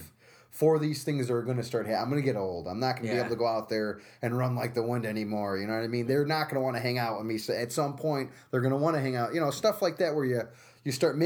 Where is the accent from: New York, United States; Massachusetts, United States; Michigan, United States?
New York, United States; Utica; also born or lived in Albany, United States; At St. Luke's Hospital in Manhattan, and then moved up here when I was 4 years old